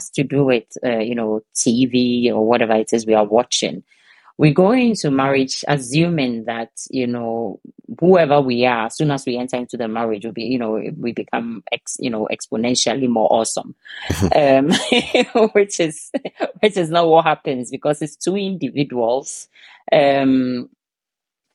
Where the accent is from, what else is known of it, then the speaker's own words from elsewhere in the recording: Ghana; now in Denmark; I'm originally from Ghana, but I live in Denmark and have lived here for almost 2 decades